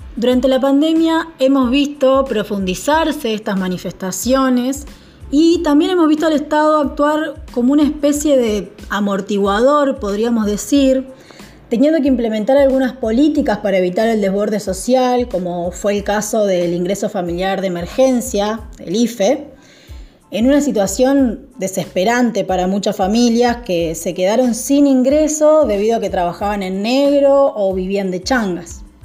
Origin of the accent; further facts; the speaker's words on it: southern Entre Ríos, Argentina; now in Rosario, Argentina; soy del sur de Entre Ríos, pero vivo hace varios años en Rosario